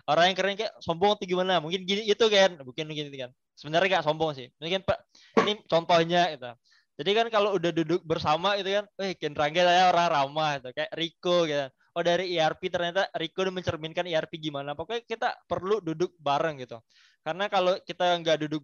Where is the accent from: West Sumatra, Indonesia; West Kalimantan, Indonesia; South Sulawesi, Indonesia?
West Sumatra, Indonesia; Karena gue orang Minang mungkin gue daulinnya dengan pepatah petiti Minang.